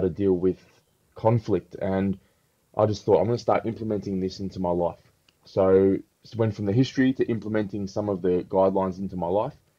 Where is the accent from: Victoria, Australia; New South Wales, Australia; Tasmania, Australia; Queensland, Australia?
Victoria, Australia; Melbourne; growing up in Melbourne, which is very diverse